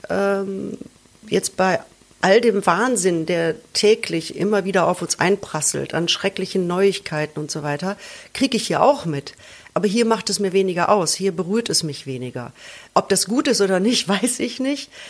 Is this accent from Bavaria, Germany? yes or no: no; North Rhine-Westphalia, Germany; das ist ein Buch, das beschäftigt sich im Prinzip mit meiner Kindheit im Ruhrpott und ähm, ist eine leicht fiktionalisierte Autobiografie